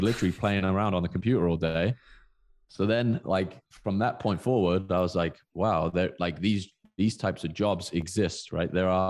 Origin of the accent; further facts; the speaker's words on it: South West England, United Kingdom; born there; I was born in Southwest England.